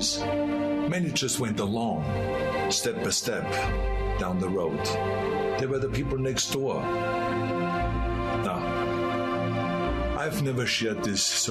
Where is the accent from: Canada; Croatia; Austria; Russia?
Austria; now in United States; I grew up in Austria